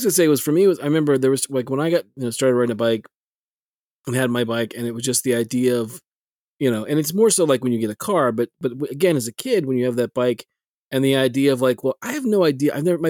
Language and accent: English; South Texas, United States; in my hometown, South Texas